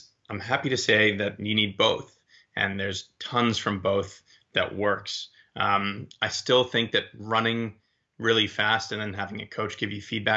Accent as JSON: {"language": "English", "town": "Boston", "region": "Massachusetts", "country": "United States", "tie": "born or raised there", "also_born_or_lived": "Maryland / Amsterdam / Loughborough, United Kingdom", "moved": "as an adult", "said": "I was born in this area"}